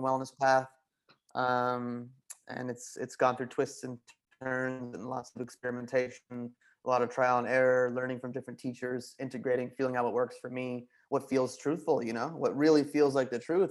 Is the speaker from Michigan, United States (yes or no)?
no; Wayne, New Jersey, United States; moved away as an adult; also born or lived in Boston; I want to leave the comfort of Wayne, New Jersey